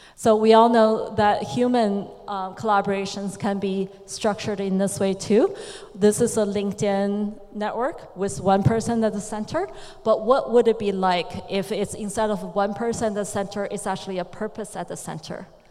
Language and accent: English; China; I come from China.